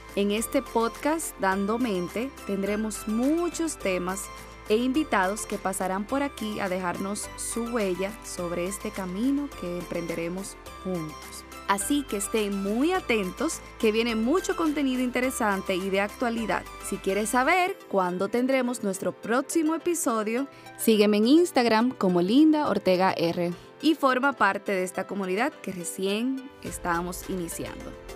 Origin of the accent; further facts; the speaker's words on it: Dominican Republic; Soy dominicana